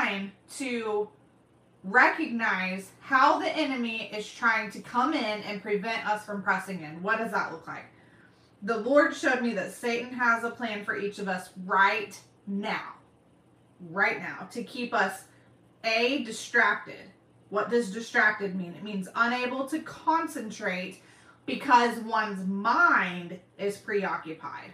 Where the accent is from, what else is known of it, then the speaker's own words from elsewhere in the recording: Oklahoma, United States; I say y'all because I'm from Oklahoma